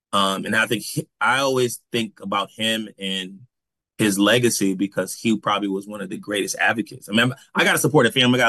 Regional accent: New Haven, Connecticut, United States; And so I just remember growing up in New Haven, and you would ask somebody, what does it mean to be Black?

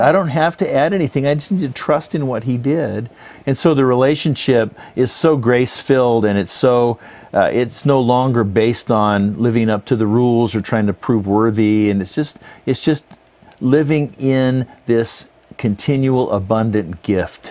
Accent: California, United States; also born or lived in Salt Lake City, Utah; born in Salt Lake, but I grew up in California

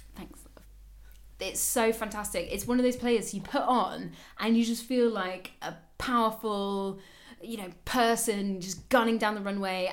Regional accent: United Kingdom; moved away as an adult; also born or lived in Germany; now in Berlin, Germany; i used to be so proud of britain and being raised there especially when i came to germany

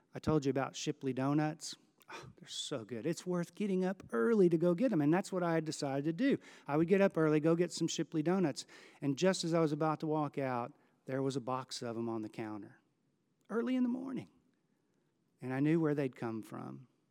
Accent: Houston, Texas, United States; Growing up in Houston

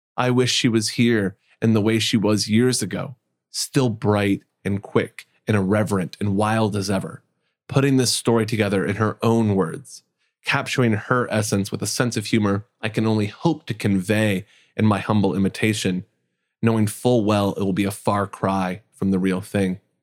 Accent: Indiana, United States; Growing up in Indiana, San Jose was significantly further away than Michigan

